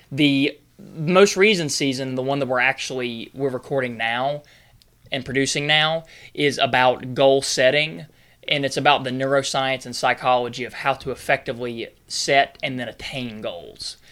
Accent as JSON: {"language": "English", "region": "North Carolina", "country": "United States", "said": "I'm originally from North Carolina."}